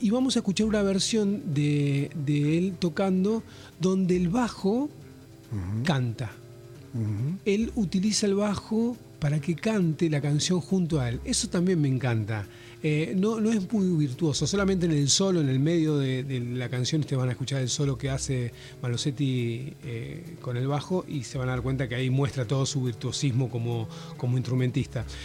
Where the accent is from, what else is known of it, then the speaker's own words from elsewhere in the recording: Tierra del Fuego, Argentina; somos de Tierra del Fuego, estamos acá en, en Buenos Aires